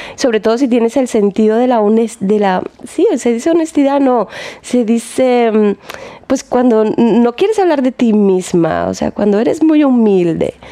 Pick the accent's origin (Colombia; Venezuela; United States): Colombia; now in Germany; yo soy colombiana